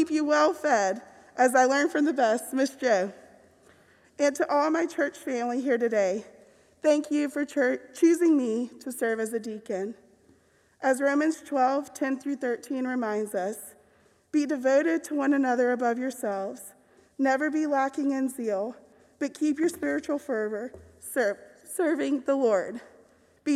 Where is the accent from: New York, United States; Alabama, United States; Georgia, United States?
Georgia, United States; Decatur; moved away as an adult; now in Mountain Brook, United States; my faith journey started well before then in my hometown of Decatur, Georgia